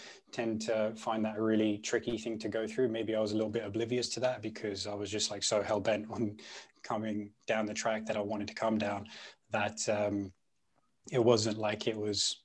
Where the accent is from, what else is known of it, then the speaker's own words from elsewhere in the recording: London, United Kingdom; first language Punjabi; I grew up in West London